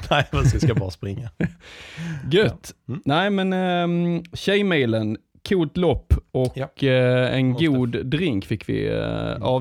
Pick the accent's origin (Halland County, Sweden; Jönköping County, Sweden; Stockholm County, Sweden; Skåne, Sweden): Skåne, Sweden; det brukar vi göra här nere i Skåne.